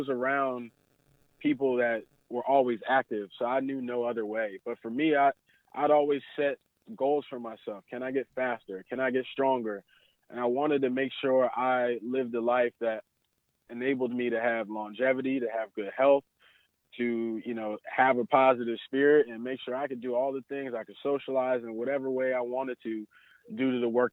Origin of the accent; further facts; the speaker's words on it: New Jersey, United States; I grew up in New Jersey